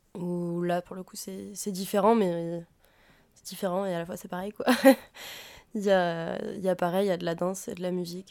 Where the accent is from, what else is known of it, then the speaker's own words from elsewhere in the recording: Auvergne-Rhône-Alpes, France; j'ai grandi en Auvergne